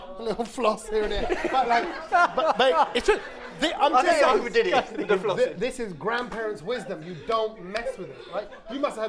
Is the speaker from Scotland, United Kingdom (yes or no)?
no; London, United Kingdom; I'm from South London, didn't I?